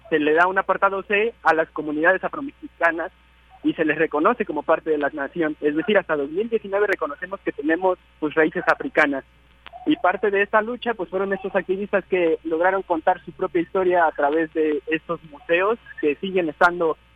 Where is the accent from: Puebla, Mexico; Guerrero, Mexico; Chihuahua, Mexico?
Guerrero, Mexico; Costa Chica of; Yo soy costeño y me autoadscribo como afromexicano.